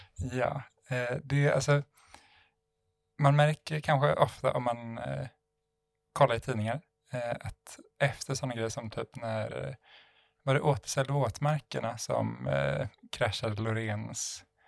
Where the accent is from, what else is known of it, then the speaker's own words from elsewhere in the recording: Sweden; jag var svensk